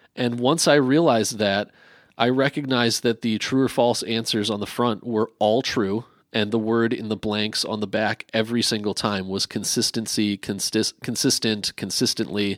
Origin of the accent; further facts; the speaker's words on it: New Jersey, United States; moved away; also born or lived in Wisconsin (Brookfield area); I grew up in New Jersey going to a New Monmouth Baptist church in Monmouth County